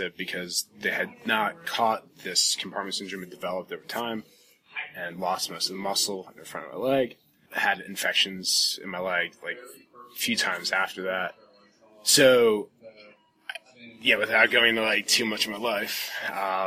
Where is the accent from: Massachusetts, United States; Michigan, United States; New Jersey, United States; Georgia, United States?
New Jersey, United States; Jackson; moved away; I'm originally from New Jersey, Jackson, New Jersey, sort of coastal area